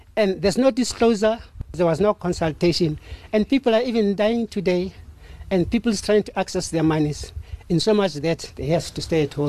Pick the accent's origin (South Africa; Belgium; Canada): South Africa; Welkom, Free State; I come from the Free State in Welkom.